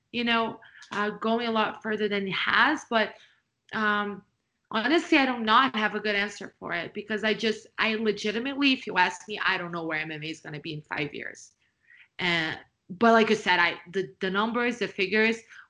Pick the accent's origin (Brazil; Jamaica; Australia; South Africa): Brazil; I was born and raised in Brazil.